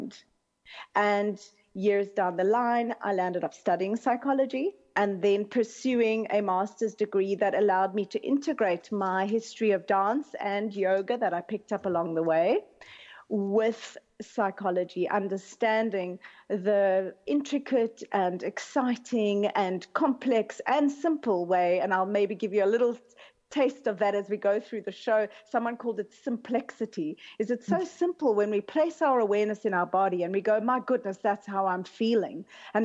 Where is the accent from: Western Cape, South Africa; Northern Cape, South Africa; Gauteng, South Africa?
Western Cape, South Africa; Cape Town; moved away as an adult; I grew up in Cape Town